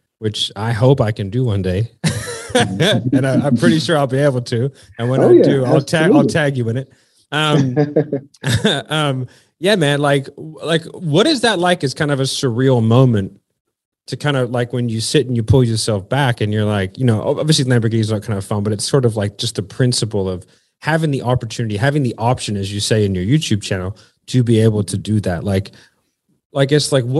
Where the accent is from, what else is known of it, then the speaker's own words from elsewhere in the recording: United States; moved away as an adult; now in Australia; I grew up in the States